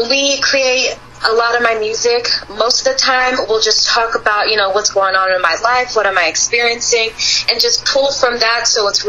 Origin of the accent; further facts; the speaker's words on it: Los Angeles, California, United States; I am not specifically from Beverly Hills, but Los Angeles